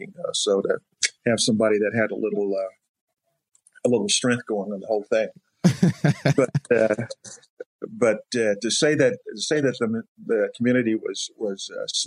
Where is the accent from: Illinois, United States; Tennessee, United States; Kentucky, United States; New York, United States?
Tennessee, United States; Clarksville; moved away; So Clarksville is really my home